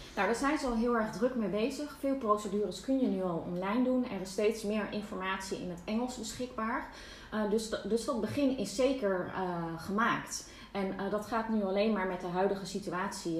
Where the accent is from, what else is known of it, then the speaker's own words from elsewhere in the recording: Netherlands; moved away as an adult; also born or lived in Barcelona, Spain; now in Castelldefels, Spain; ik een bevoorrecht mens ben als Nederlander